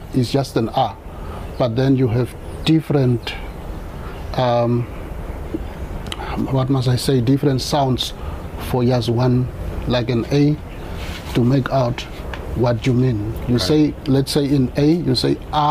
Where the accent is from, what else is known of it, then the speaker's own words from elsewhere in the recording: Namibia; first language Damara; English is a second language; I grew up with my Damara family, with my grandfather who adopted me